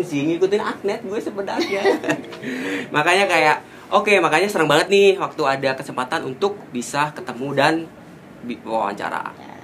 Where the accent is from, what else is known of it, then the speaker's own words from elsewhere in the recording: Java, Indonesia; Saya orang Jawa Anet